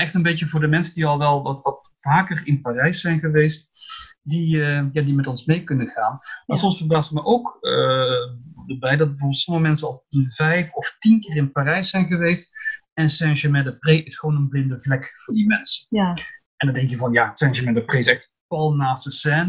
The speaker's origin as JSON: {"language": "Dutch", "town": "Breda", "region": "North Brabant", "country": "Netherlands", "also_born_or_lived": "Antwerp, Belgium / Belgium", "moved": "yes", "lives_now": "Paris, France", "said": "ik kom uit Breda"}